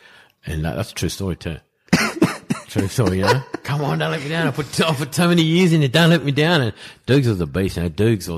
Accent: England, United Kingdom; accent: pommy; I know I've got a shit pommy accent.

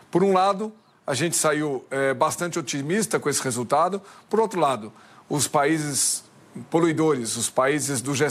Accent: Minas Gerais, Brazil; Não, eu sou Mineiro

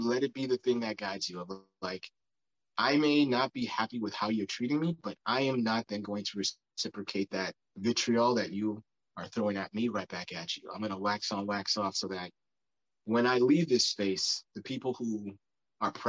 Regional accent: East Coast, United States; moved away as an adult; now in West Coast, United States; I'm on the West Coast, I've been growing up on the East Coast

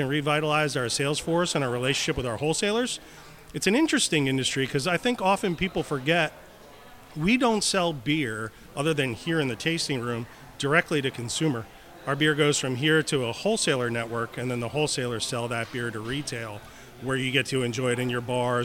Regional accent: Pennsylvania, United States; I grew up in the Pennsylvania area

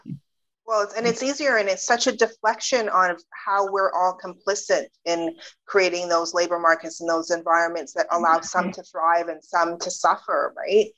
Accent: British Columbia, Canada; also born or lived in United Kingdom; I was born in the UK, but I grew up in Canada.

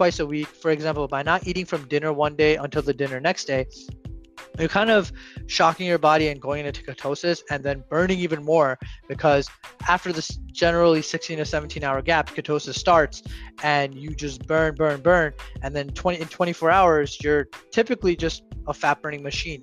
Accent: India; I'm Indian, so it's done in Jainism.

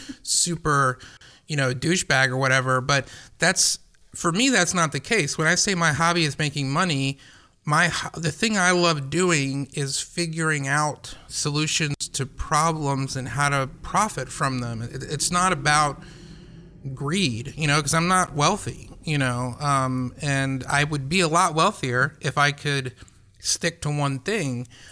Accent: Atlanta, Georgia, United States; I didn't grow up in a small town. I grew up in Atlanta

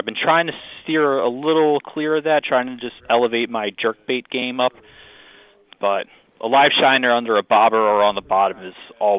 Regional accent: New Jersey, United States; moved away as an adult; now in Cape Cod, United States; Yeah, so initially I'm from South Jersey. I did a lot of striped bass fluke fishing growing up.

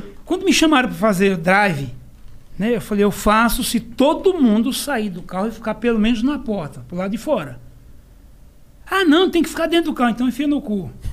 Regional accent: Serra Talhada, Pernambuco, Brazil; eu sou de Serra Talhada, Pernambuco. Terra do Lampião

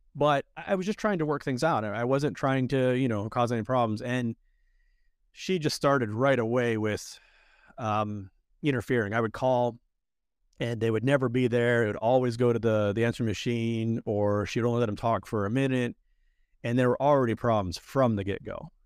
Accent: Erie, Pennsylvania, United States; moved away as an adult; also born or lived in Cyprus; now in Saint Kitts and Nevis; I was born in Erie, Pennsylvania, and I grew up in towns called Erie and Edinburgh, both of which are in Erie County

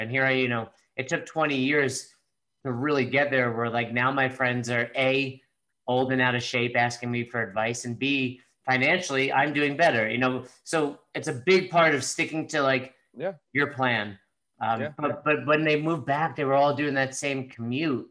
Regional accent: Northeast, United States; when you grow up, for me, wrestling and also in the Northeast, like it's tough

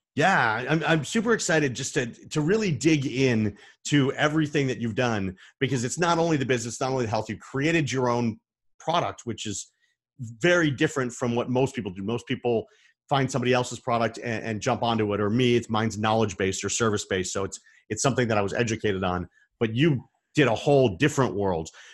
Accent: Arizona, United States; I'm from Arizona.

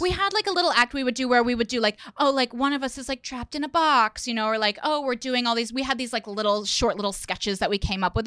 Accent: Indiana, United States; moved away as an adult; also born or lived in New York; I'm from Indiana

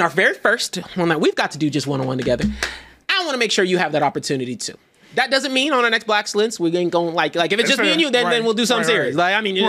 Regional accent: Texas, United States; I'm from Texas.

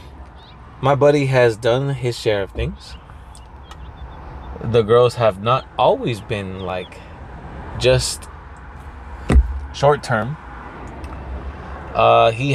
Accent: Pico, California, United States; in my hometown, like, if I go to Pico and I see people from high school

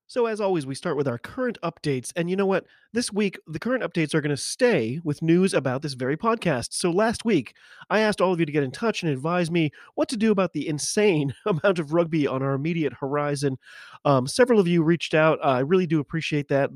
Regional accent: United States; I'm an American rugby fan

